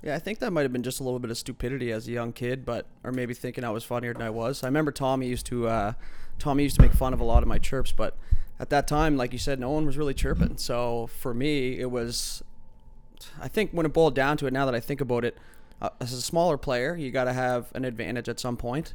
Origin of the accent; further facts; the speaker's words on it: Halifax, Nova Scotia, Canada; growing up in Fairview